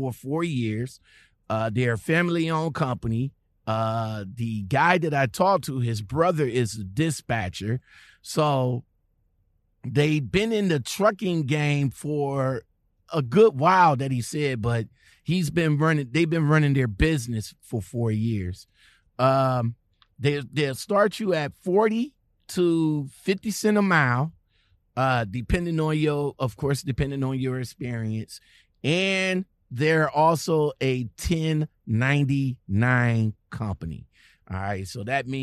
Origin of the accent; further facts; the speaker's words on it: Cleveland, Ohio, United States; I'm from Cleveland, Ohio